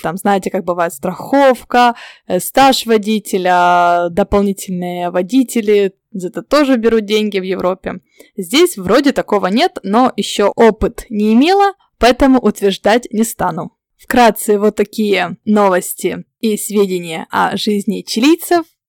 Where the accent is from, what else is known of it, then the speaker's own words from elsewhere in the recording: Ukraine; now in Santiago, Chile; я с Украины